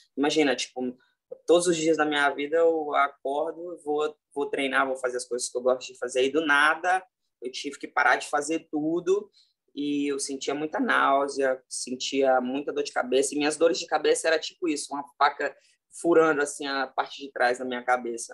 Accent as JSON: {"language": "Portuguese", "town": "Mossoró", "region": "Rio Grande do Norte", "country": "Brazil", "also_born_or_lived": "Natal, Brazil / Rio de Janeiro, Brazil", "moved": "yes", "lives_now": "Las Vegas, United States", "said": "Eu, tipo, saí lá de Mossoró, cidade lá no interior do Rio Grande do Norte, fui morar em Natal"}